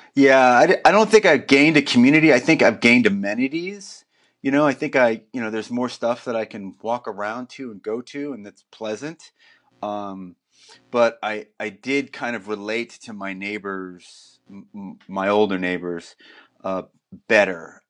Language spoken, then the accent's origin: English; New Jersey, United States; also born or lived in New York City; now in Portland, United States; I'm originally from New Jersey